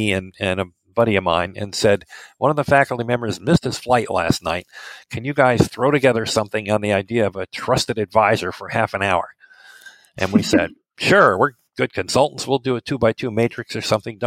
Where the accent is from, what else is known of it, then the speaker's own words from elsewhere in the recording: Midwest, United States; also born or lived in New York City; I'm American, as you can tell already. I grew up in the Midwest here.